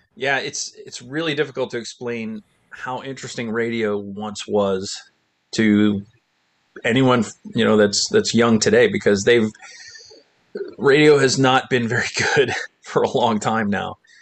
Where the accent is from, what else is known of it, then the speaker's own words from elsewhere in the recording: Middlesex, New Jersey, United States; actually born in Middlesex, New Jersey